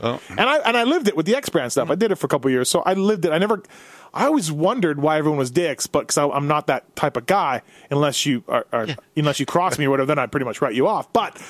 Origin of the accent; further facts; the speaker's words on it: Canada; now in Las Vegas, United States; I'm from Canada.